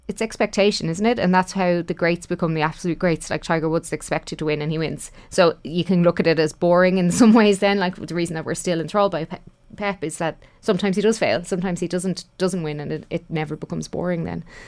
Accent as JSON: {"language": "English", "country": "Ireland", "said": "all of us of, of, as Irish people"}